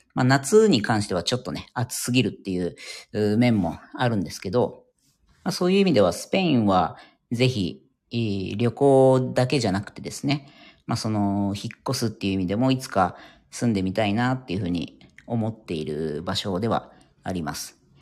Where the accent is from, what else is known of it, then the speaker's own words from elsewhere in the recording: Yokohama, Kanagawa, Japan; moved away as an adult; now in Ireland; まあもちろん日本で生まれ育っているので、で、地元が横浜なんですね